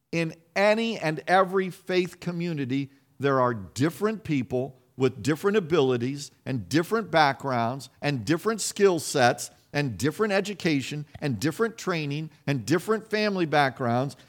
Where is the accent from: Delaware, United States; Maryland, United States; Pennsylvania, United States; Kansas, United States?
Kansas, United States; moved away; I grew up around farmers in Kansas.